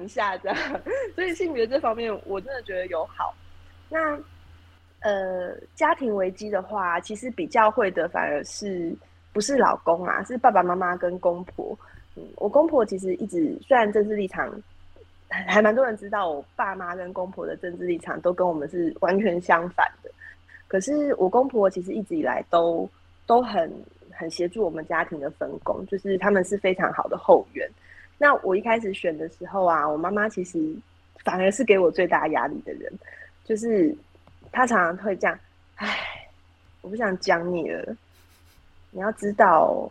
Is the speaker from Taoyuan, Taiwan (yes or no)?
yes; Taoyuan, Taiwan; moved away; also born or lived in Taipei; 我是，呃，现在三十五岁巨蟹座， 然后我是桃园人，所以我，呃，高中是念武林高中